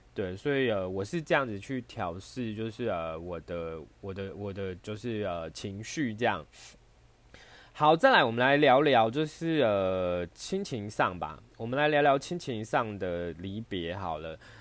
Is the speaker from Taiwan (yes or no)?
yes; Taiwan; 我生在台湾